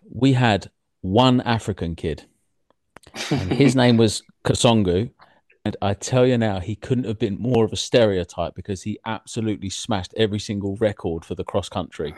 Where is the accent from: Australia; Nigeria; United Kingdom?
United Kingdom; England; I grew up outside of London